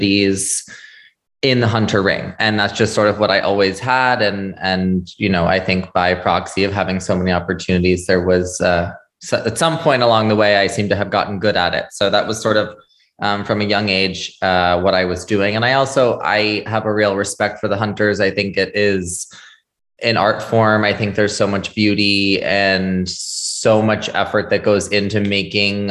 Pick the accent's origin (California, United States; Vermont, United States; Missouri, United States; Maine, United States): Vermont, United States; Shelburne; I was born and raised in Shelburne, Vermont